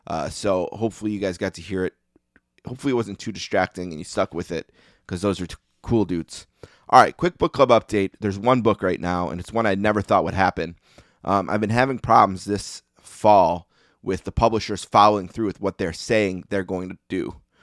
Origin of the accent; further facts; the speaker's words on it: Buffalo, New York, United States; growing up in Buffalo here